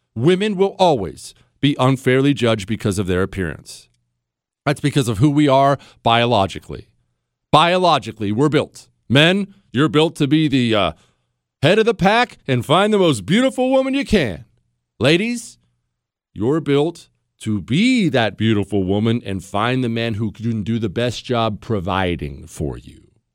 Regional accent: United States; I'm an American

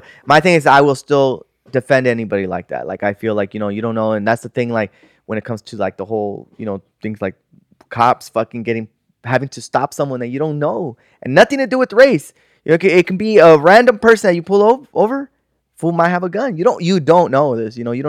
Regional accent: Sun Valley, United States; we grew up in Sun Valley, food, so we don't get scared easily.

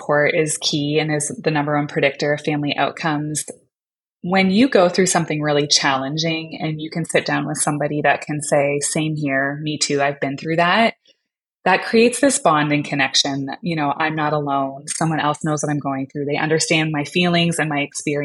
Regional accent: Canada; I'm Canadian

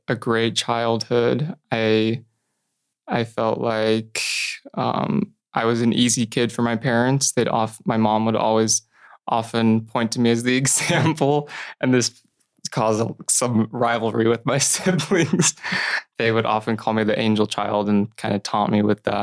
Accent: Middleton, Idaho, United States; I grew up in Middleton, Idaho. It's about 30 minutes outside of Boise.

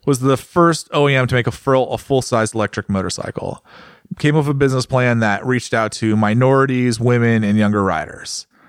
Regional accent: United States; As an American

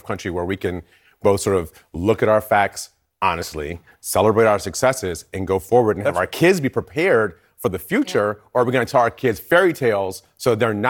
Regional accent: Detroit, Michigan, United States; I grew up in Detroit.

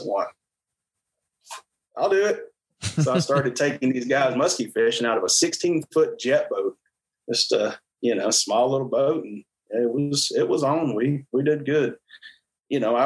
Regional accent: Bull Run steam plant on Melton Hill Lake, Tennessee, United States; I grew up around the Bull Run steam plant on Melton Hill Lake

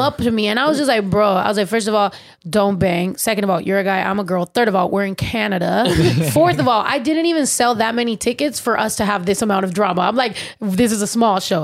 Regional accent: San Diego, California, United States; also born or lived in San Jose, California; I was raised in San Diego

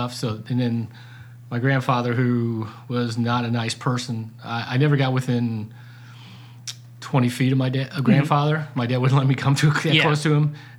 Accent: North St. Louis County, Missouri, United States; accent: Ozark; also born or lived in Ozarks; I grew up in North St. Louis County

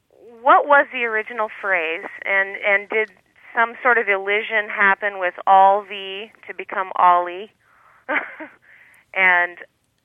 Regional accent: Portland, Oregon, United States; now in Montevideo, Uruguay; I'm originally from Portland, Oregon.

